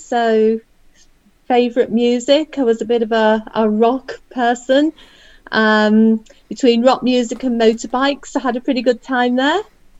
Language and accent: English; Wirral, North West England, United Kingdom; also born or lived in Liverpool; I was born in 1964. I was born in Liverpool and came over to Wirral when I was 7 years old, when my dad joined the police. So most of my childhood, my schooling and everything has taken, it's been over here. So I know Wirral pretty well.